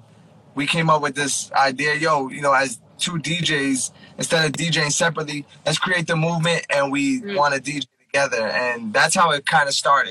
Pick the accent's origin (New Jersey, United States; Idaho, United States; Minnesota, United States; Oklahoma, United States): New Jersey, United States; Elizabeth; I grew up in Elizabeth, New Jersey. I went to Elizabeth High School.